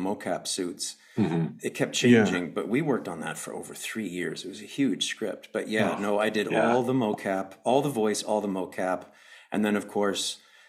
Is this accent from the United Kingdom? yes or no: no; Canada; we're both Canadian